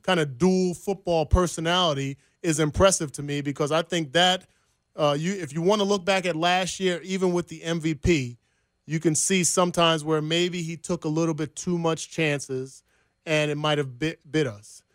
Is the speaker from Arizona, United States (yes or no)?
no; New Jersey, United States; moved away as an adult; now in Kansas City, United States; I'm from Jersey. All my family's back there